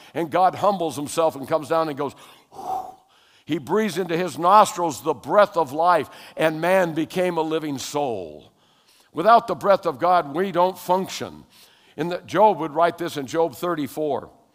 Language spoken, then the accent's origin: English; Hawaii, United States; also born or lived in California; I was born in California, but when I was eight, we moved to Hawaii. And so I was raised in Hawaii